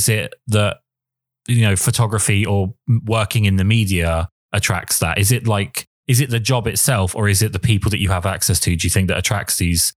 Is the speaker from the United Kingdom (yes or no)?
yes; England, United Kingdom; I mean, not to stick on the negative, but I am English and we are perpetually miserable.